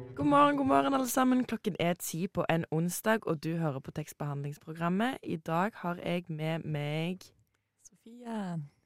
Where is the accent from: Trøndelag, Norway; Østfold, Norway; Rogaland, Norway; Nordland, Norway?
Rogaland, Norway; Hommersåk; moved away; Når vi går på skole i typ Stavanger, Hommersåk, der jeg er fra